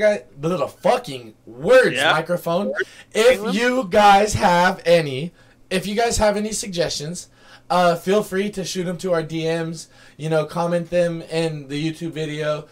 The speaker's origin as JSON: {"language": "English", "town": "Fresno", "region": "California", "country": "United States", "tie": "born or raised there", "said": "my hometown, Fresno, California."}